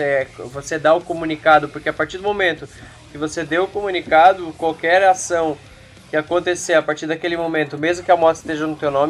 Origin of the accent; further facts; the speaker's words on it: Santa Catarina, Brazil; Eu sou aqui de Santa Catarina.